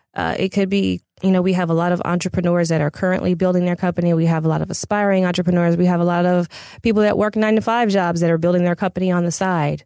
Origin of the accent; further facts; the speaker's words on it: Pasadena, California, United States; I'm originally from Pasadena.